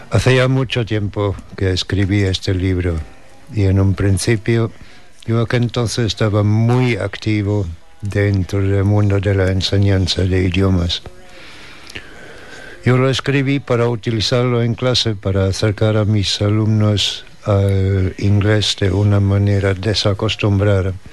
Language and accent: Spanish; Germany; born there; nací en Alemania por accidente. Por el mismo accidente tengo pasaporte alemán tengo más familia en Estados Unidos que en Alemania.